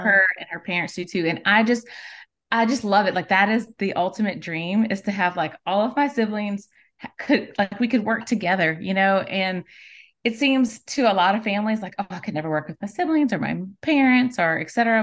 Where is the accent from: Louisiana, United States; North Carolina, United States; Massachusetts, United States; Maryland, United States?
Louisiana, United States; South; moved away as an adult; now in Alabama, United States; my entire family, all of us are actually from South Louisiana, including my husband